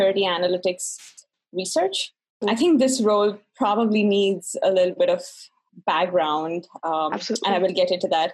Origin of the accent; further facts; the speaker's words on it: Bangalore, Karnataka, India; English is a second language; moved away as an adult; now in United States; I'm originally from Bangalore, which is called the Silicon Valley of India.